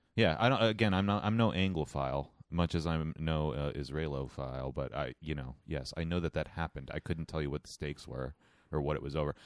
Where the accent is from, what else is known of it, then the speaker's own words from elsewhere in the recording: United States; I'm an American